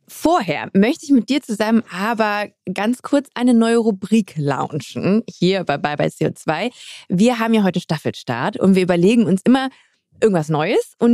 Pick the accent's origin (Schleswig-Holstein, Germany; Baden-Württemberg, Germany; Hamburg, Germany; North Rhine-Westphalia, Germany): Hamburg, Germany; bin Hamburger